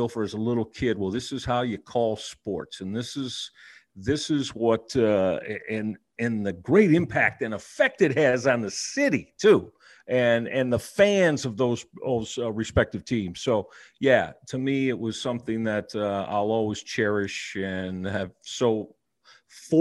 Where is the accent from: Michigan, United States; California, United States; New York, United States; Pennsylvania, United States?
Michigan, United States; Detroit; moved away as an adult; now in Cleveland, United States; I'm born and raised in Detroit